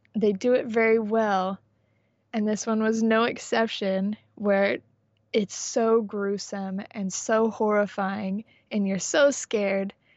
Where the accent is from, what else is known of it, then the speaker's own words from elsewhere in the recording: San Diego, California, United States; I grew up in San Diego